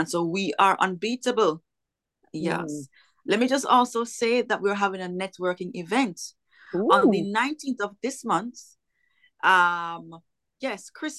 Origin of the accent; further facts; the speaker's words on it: Kingston, Jamaica; now in Florida, United States; I'm from Kingston, Jamaica.